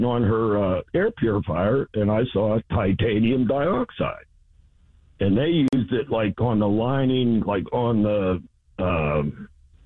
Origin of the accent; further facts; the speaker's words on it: Saxonburg, Pennsylvania, United States; I grew up in Saxonburg